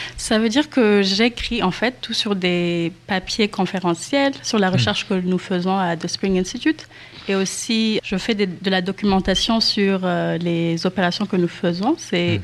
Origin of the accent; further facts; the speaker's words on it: Rwanda; je viens du Rwanda